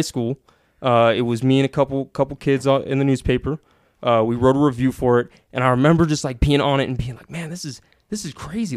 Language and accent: English; Sacramento, California, United States; also born or lived in Carmichael / Truckee; I'm from Sacramento